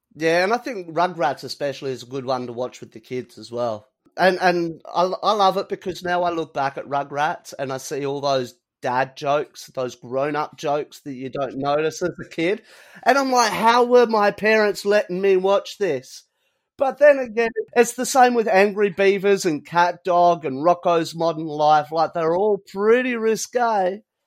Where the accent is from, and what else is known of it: Australia